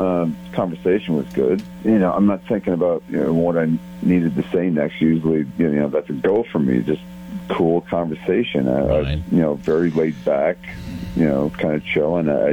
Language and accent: English; Kansas City, United States; moved away as an adult; Well, we're both transplants from Kansas City.